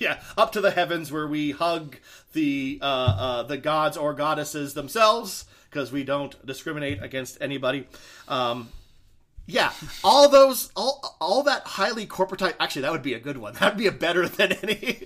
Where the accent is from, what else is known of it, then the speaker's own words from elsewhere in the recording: Idaho, United States; we're from Idaho